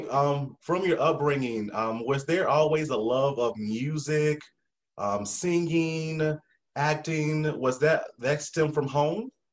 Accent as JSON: {"language": "English", "region": "South Carolina", "country": "United States", "said": "I'm country too from South Carolina"}